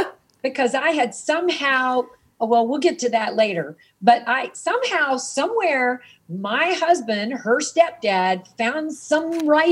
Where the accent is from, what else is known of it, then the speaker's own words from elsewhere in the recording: Mississippi, United States; moved away; also born or lived in Hollywood; So I'm from Mississippi. I didn't know about, I never heard the word gay when I was being raised in the 50s and 60s.